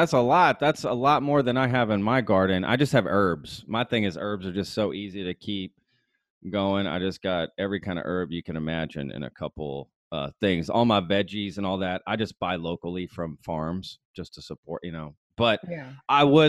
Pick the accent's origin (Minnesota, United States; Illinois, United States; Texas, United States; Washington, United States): Texas, United States; I grew up here in Texas.